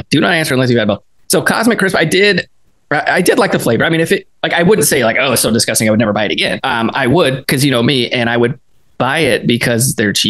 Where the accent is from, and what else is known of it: Killeen, Texas, United States; born or raised there; moved away as an adult; also born or lived in McKinney, Texas